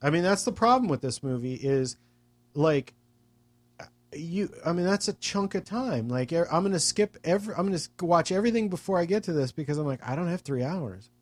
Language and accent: English; United States; as an American